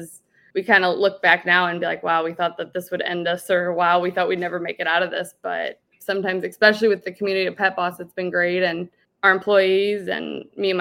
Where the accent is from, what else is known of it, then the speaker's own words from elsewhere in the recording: Columbia, Illinois, United States; my hometown where I grew up in Columbia, Illinois